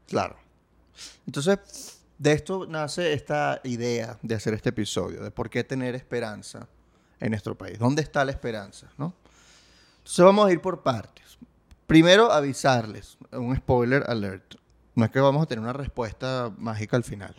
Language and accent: Spanish; Venezuela; yo soy venezolano